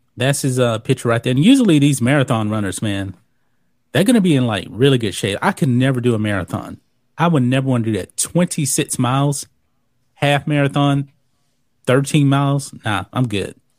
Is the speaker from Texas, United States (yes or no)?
yes; Texas, United States; I grew up in Texas my whole life.